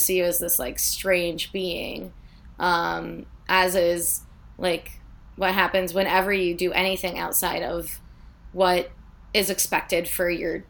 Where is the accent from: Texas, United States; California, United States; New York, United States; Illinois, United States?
Illinois, United States; I have to work for what I have because I'm from Illinois.